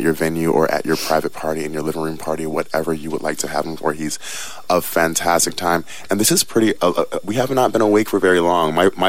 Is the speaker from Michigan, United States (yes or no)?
yes; Detroit, Michigan, United States; now in Ketchikan, United States; I'm originally from Detroit, as most people know it